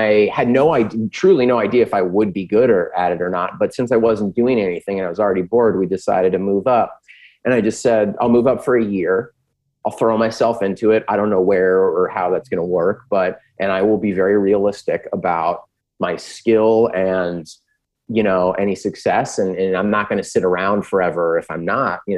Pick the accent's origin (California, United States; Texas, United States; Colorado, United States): California, United States; San Diego; I'm from San Diego